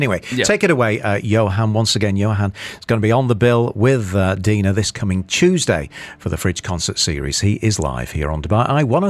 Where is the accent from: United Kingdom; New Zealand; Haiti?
United Kingdom; Manchester, North West England; I'm from Manchester.